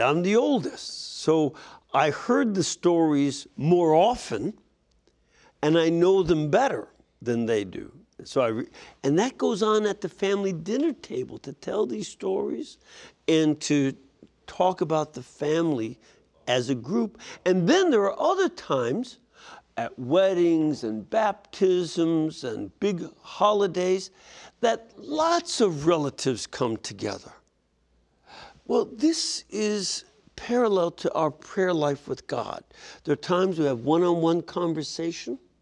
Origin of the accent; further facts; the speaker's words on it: Lebanon; moved away; I am from Lebanon